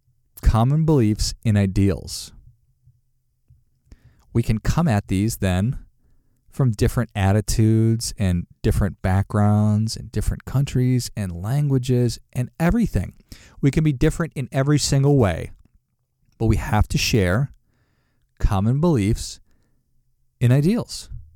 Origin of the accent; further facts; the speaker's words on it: Minnesota, United States; my family voted Democrat because we're from Minnesota. And in Minnesota, that's, it's predominantly Democrat.